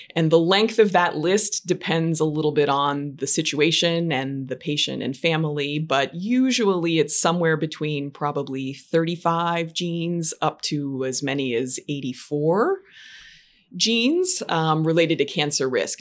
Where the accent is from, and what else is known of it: Western Pennsylvania, United States; also born or lived in Michigan; now in New York, United States